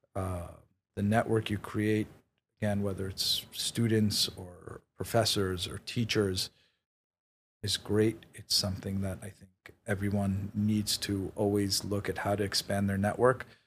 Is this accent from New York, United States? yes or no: yes; New York City, New York, United States; also born or lived in Israel / Queens / Manhattan; I was, uh, born in Israel. I grew up in Queens till I was nine. Uh, my family then moved to Manhattan. Um, I went to high school in Manhattan